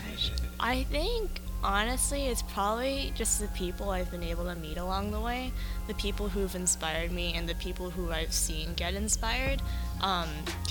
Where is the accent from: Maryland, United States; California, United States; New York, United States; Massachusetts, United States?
California, United States; Los Angeles; moved away as an adult; now in Philadelphia, United States; I'm from Los Angeles, California, but I'm more in the suburbs